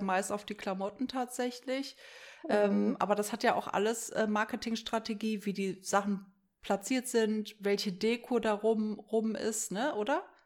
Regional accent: Erkrath, North Rhine-Westphalia, Germany; also born or lived in Düsseldorf; now in Minden, Germany; Also ich bin in Düsseldorf in der Uniklinik geboren und bin aber im Umfeld, Ach. ja, bin ich in, in Erkrath

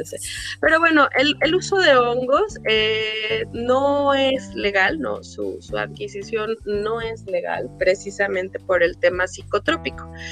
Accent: Mexico; nosotros como mexicanos eh, conocemos este ritual

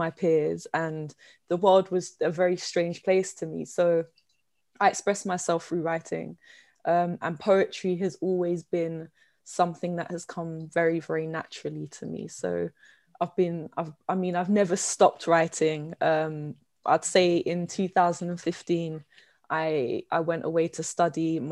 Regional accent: London, United Kingdom; I come from Southeast London. I was born and bred.

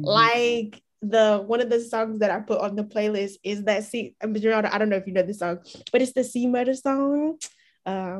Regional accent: Houston, Texas, United States; I'm from Houston

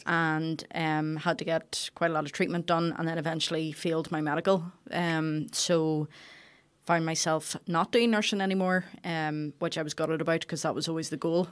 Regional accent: Carryduff, Northern Ireland, United Kingdom; we're from Carried Off

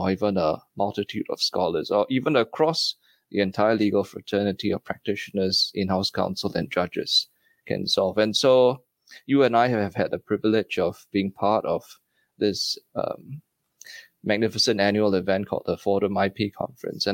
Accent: Singapore; moved away as an adult; also born or lived in Stockholm, Sweden; now in United States; as a Singaporean in Sweden

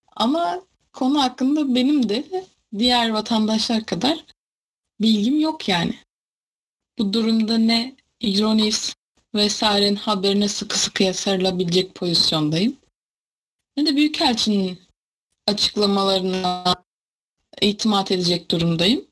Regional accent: Sarıkamış, Kars Province, Turkey; sarı kamışlı. Sarıkamış'ta büyük bir ilçe sayılır

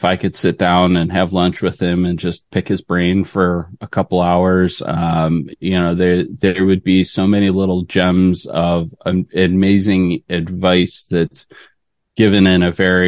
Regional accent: Detroit, Michigan, United States; I grew up in Michigan. So good old fashioned Midwest boy. Yeah, grew up around in the Detroit area

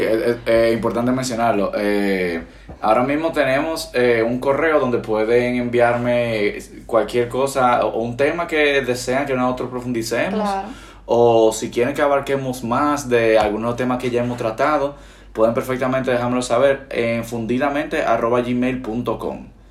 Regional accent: Dominican Republic; accent: Dominican; moved away as an adult; now in Spain; cuando nosotros hablamos con un, domi con un acento dominicano bien profundo, muchas veces no nos entienden

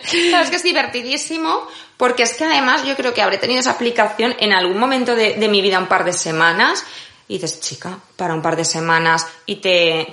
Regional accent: Valencia, Valencian Community, Spain; moved away as an adult; now in Madrid, Spain; soy de Valencia, vine a vivir a Madrid para seguir estudiando

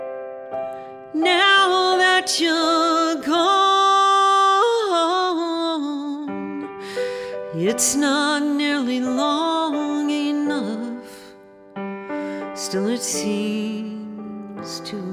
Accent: Southern California, United States; also born or lived in Memphis, Tennessee; We moved to Southern California when I was 3, and I was raised in Southern California

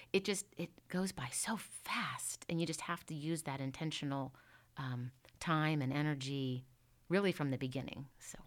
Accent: Indiana, Pennsylvania, United States; also born or lived in Pittsburgh; I am originally from Indiana, Pennsylvania

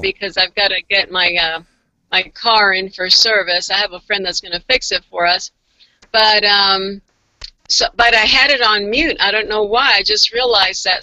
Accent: Florida, United States; also born or lived in Virginia; now in Washington, United States; I grew up in Florida

